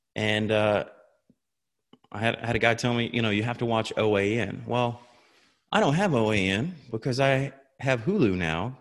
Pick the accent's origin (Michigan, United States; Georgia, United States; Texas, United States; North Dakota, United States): Georgia, United States; Tifton; moved away; I'm originally from Tifton, which is in South Georgia